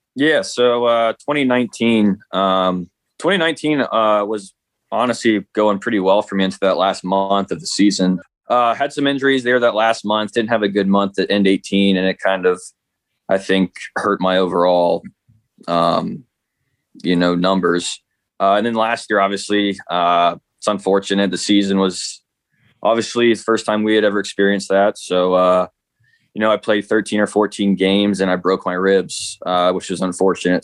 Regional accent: Midwest, United States; I'm from the Midwest

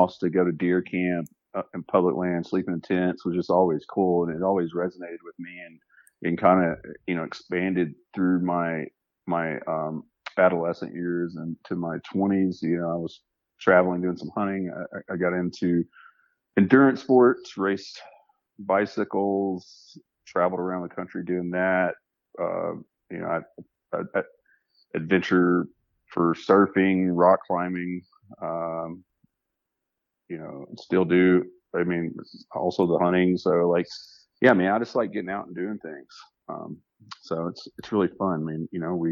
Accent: Arkansas, United States; I was born in Arkansas, and I started hunting there

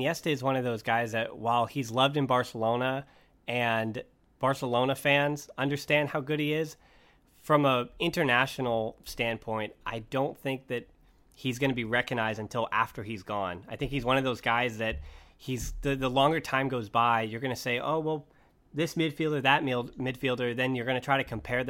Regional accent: United States; I'm an American

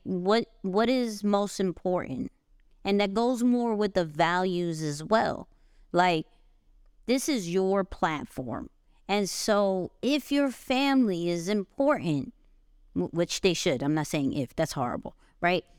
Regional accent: New York, United States; I'm a New Yorker

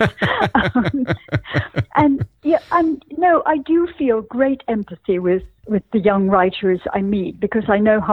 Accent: Scotland, United Kingdom; growing up in Scotland, where at least in the world of my childhood, almost everyone was brown-haired and blue-eyed.

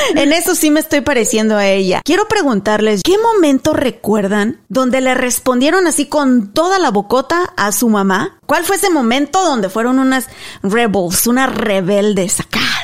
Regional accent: Mexico; moved away; Nos fuimos a un lugar en México, ahí en mi pueblo, que se llama el Arroyo del Sabino

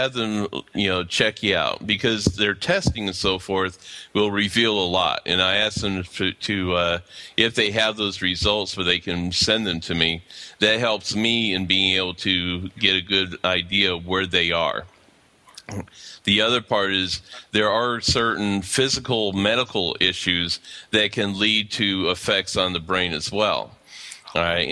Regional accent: Pennsylvania, United States; moved away as an adult; now in Atlanta, United States; I'm actually originally out of Pennsylvania, but currently I'm living in southwest of Atlanta, Georgia.

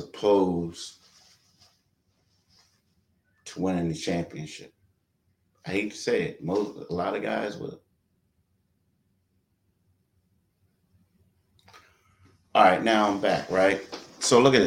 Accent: Philadelphia, Pennsylvania, United States; I'm a Philadelphian.

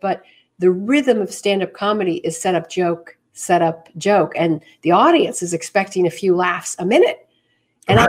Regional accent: New York City, New York, United States; moved away as an adult; I was born and bred right here in the city.

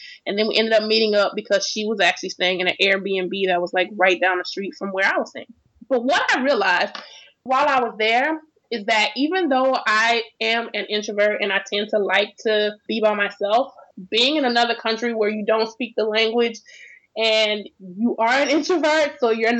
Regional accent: Florida, United States; moved away as an adult; also born or lived in Houston; I was born and raised in Florida

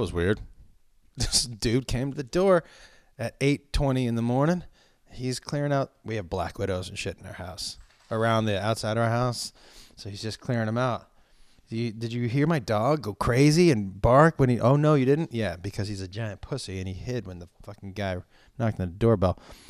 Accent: East Coast, United States; I think growing up on the East Coast, it's a different style of humor.

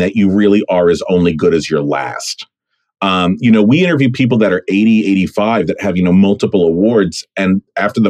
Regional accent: California, United States; also born or lived in Brooklyn, New York; growing up in California, we rarely went back to New York

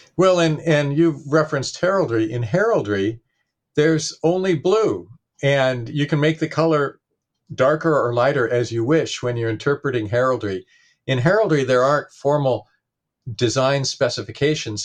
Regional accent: Portland, Oregon, United States; my hometown of Portland, Oregon

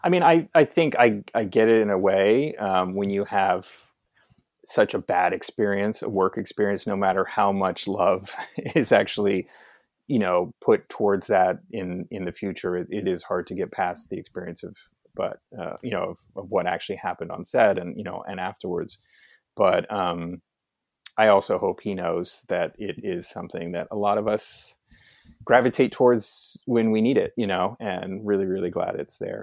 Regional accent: New York, United States; as a New Yorker

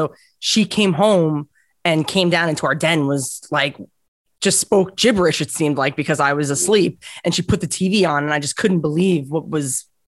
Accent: Islip, New York, United States; I grew up in Islip

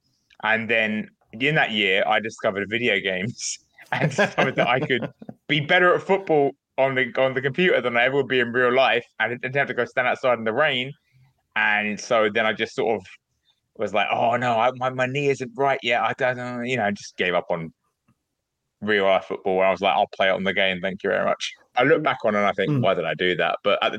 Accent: England, United Kingdom; England, obviously, because I'm from England

